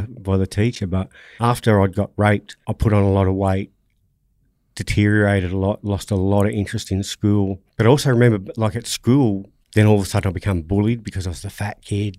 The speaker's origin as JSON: {"language": "English", "town": "Sydney", "region": "New South Wales", "country": "Australia", "tie": "born or raised there", "said": "I grew up in, in Nawi, Roselands area"}